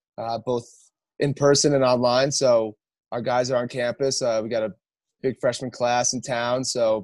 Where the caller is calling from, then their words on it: Park City, Utah, United States; I'm up in Park City, Utah.